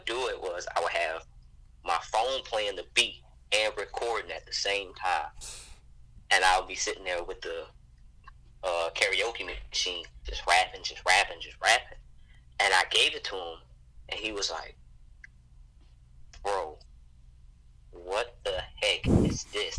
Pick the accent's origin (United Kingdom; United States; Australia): United States; Montgomery, Alabama; also born or lived in New Orleans, Louisiana; I'm from Montgomery, Alabama. My folks are from New Orleans, Louisiana